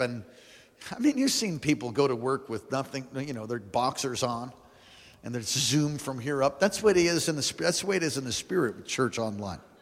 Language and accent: English; United States; I'm a Christian first before I'm, before I'm an American